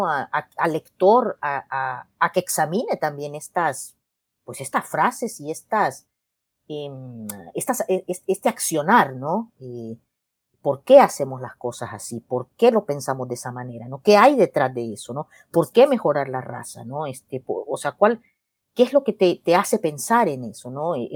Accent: El Salvador; yo le digo, ah, yo soy de El Salvador, ¿y, tú?

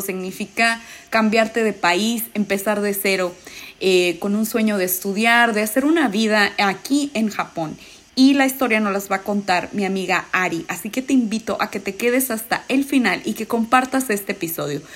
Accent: Mexico; moved away as an adult; now in Japan

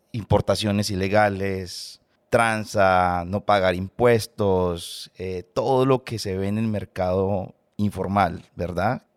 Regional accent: Colombia; moved away; vengo de Colombia

